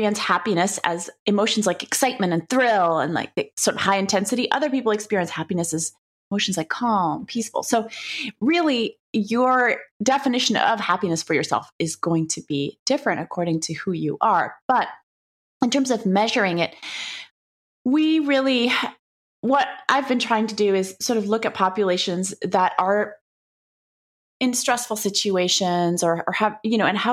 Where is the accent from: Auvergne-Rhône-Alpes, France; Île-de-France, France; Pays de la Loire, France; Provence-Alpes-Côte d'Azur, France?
Île-de-France, France; Paris; moved away as an adult; now in United States; I grew up in Paris, France, where everything is so easy and beautiful and tasty and yummy